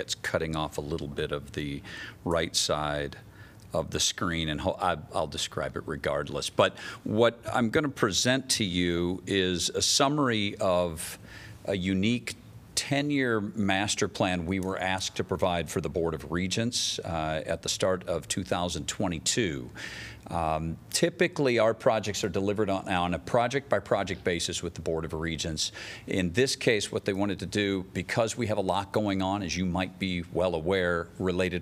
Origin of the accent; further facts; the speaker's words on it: Iowa City, Iowa, United States; was born and raised in Iowa City